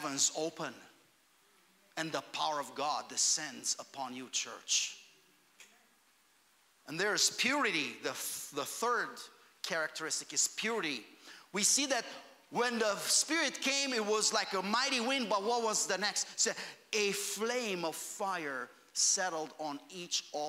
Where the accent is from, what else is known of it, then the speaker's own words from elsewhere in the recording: Romania; moved away; I grew up in Romania.